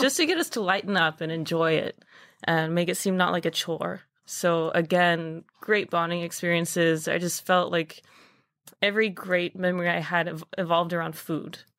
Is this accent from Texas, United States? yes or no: yes; Dallas, Texas, United States; moved away as an adult; now in New York, United States; I'm originally from Dallas, Texas. Um, grew up playing a bunch of sports, did my culinary program at my high school